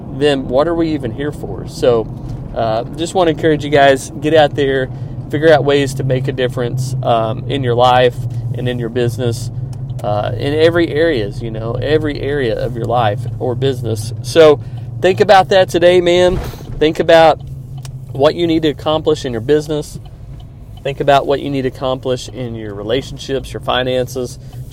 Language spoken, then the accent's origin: English; Kansas City, Missouri, United States; Kansas City Chiefs won. They're in my hometown